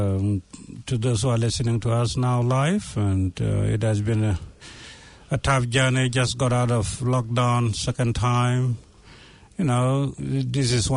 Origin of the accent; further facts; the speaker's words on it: Sudan; moved away as an adult; also born or lived in Ethiopia; now in New Zealand; we came from Sudan. It was a refugee camp